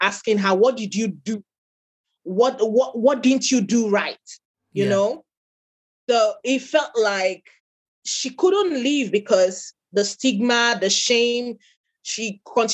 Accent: Nigeria; I am an African, I'm Nigerian

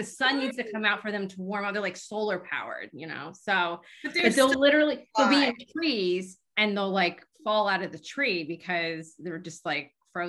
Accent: Lancaster, Pennsylvania, United States; I'm from Lancaster.

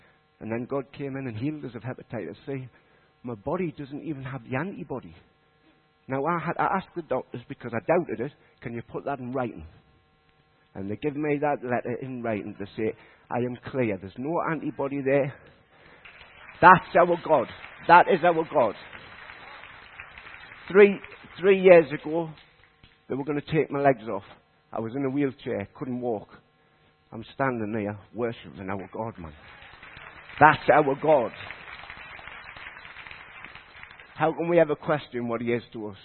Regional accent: Consett, North East England, United Kingdom; moved away as an adult; also born or lived in Leadgate; now in Shilbottle, United Kingdom; I'm from Durham. I lived in Consett. I was brought up in Consett

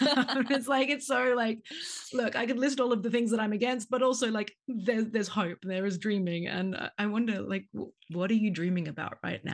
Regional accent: Australia; now in London, United Kingdom; I'm Australian.

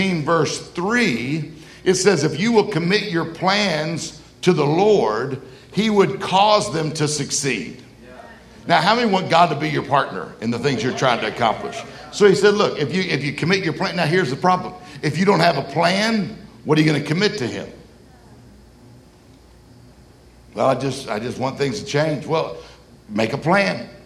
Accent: Mississippi, United States; I'm from Mississippi

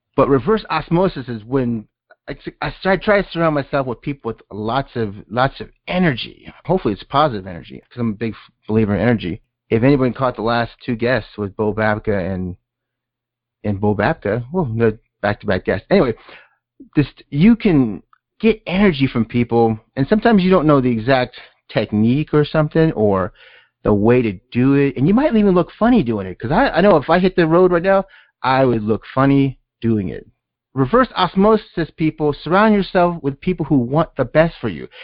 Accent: Southern California, United States; I'm from Southern California.

